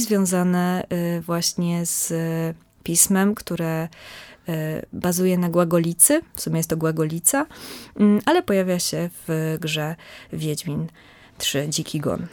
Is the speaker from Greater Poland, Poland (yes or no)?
yes; southern Greater Poland, Poland; ja pochodzę z bardzo małej miejscowości mhm. w południowej Wielkopolsce, w związku z tym mam bliżej do Wrocławia niż do Poznania